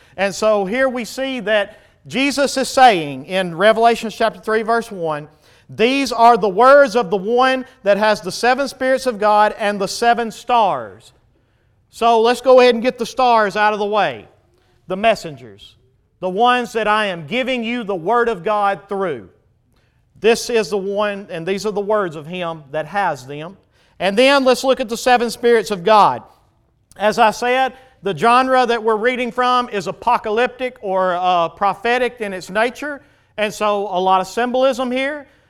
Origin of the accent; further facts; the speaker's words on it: United States; we as American Christians